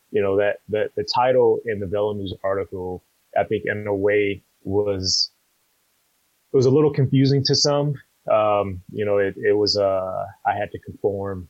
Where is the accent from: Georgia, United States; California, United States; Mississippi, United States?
California, United States; Compton; I'm born and raised in Compton